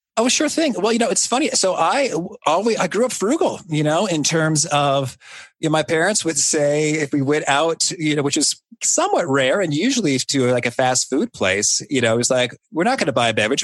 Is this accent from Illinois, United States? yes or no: yes; Danville, Illinois, United States; my hometown of Danville, Illinois